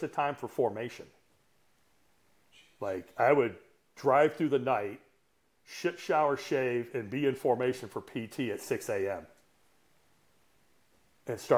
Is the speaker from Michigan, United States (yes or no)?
yes; Detroit / northern Michigan, United States; In 77, we moved from Detroit up to northern Michigan